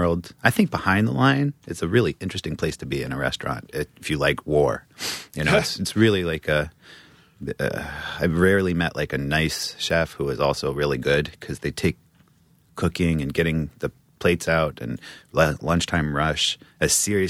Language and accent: English; New Mexico, United States; born there; I was born in New Mexico, up in the mountains, far, far away from civilization.